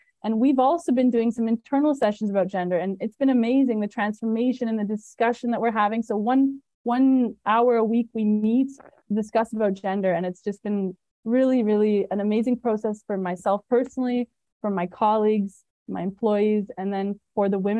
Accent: Canada; I'm Canadian

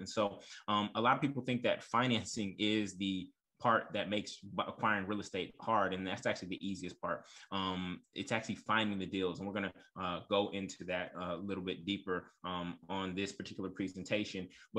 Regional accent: Oakland, California, United States; also born or lived in Brooklyn, United States / New Orleans, United States; I also invested in my hometown of Oakland, California, while living in Brooklyn.

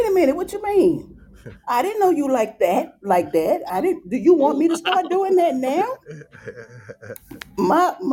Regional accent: New York, United States; I'm from New York

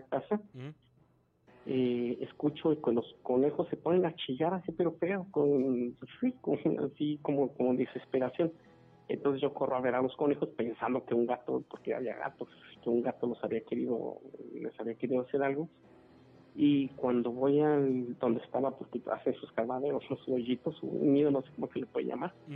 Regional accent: Celaya, Guanajuato, Mexico; also born or lived in Irapuato; cuando recién llegamos aquí a Celaya, porque eh, originalmente vinimos de Irapuato, este, cuando recién, eh, recién llegamos aquí a Celaya, llegamos alrededor de, yo tenía como unos seis años, comencé la primaria aquí en Celaya

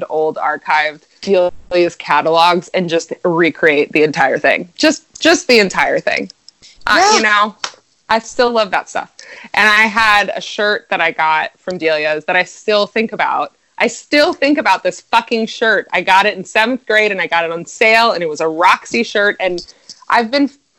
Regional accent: Maryland, United States; moved away; where I was from, too, in Maryland

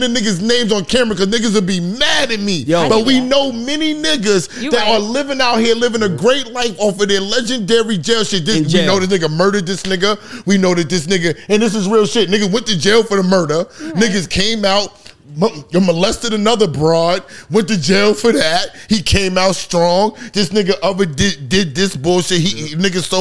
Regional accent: New York City, New York, United States; I'm from Queens

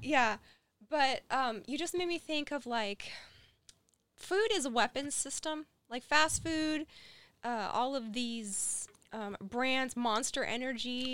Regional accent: West Virginia, United States; We're from West Virginia

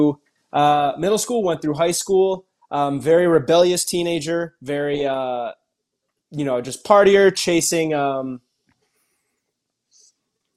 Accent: Cleveland, Ohio, United States; I am originally from Cleveland, Ohio. That's where I was born and raised

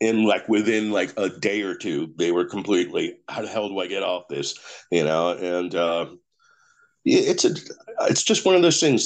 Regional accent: Clifton, New Jersey, United States; in my hometown of Clifton

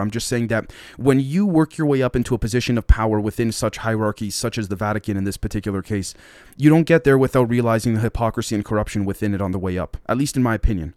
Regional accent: Canada

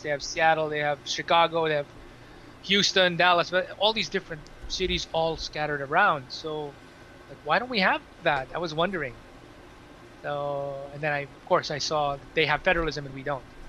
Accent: Manila, Metro Manila, Philippines; moved away as an adult; also born or lived in Cebu; now in Singapore; so I was born in Metro Manila and then stayed in Metro Manila until grade five, and then it was grade six until high school that I was in Cebu.

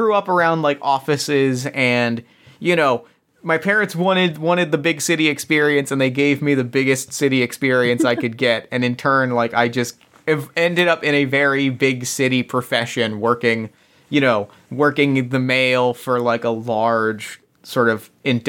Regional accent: England, United Kingdom; So, like, I am English, but I have a strong French background.

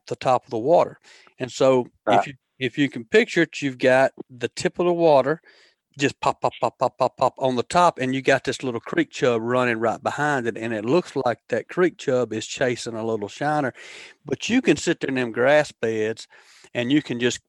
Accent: Demopolis, Alabama, United States; I grew up over in Demopolis, Alabama

